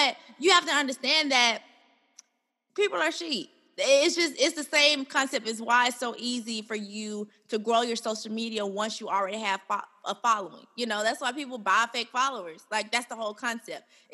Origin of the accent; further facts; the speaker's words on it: Birmingham, Alabama, United States; I'm from Birmingham, Alabama.